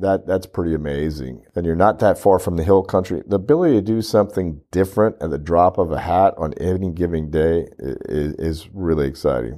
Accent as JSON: {"language": "English", "region": "Louisiana", "country": "United States", "moved": "yes", "lives_now": "Corpus Christi, United States", "said": "I'm from Louisiana, seven hours away, we have a couple of farms there, we enjoy going back"}